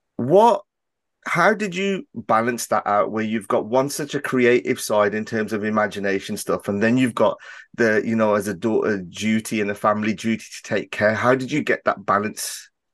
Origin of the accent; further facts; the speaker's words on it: Birmingham, West Midlands, United Kingdom; my accent and, and the area that I'm from in Birmingham, we do have a certain, um, way of, uh, speaking